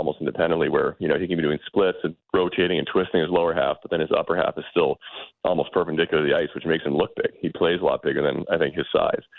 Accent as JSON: {"language": "English", "town": "Boston", "region": "Massachusetts", "country": "United States", "tie": "born or raised there", "said": "I'm from Boston"}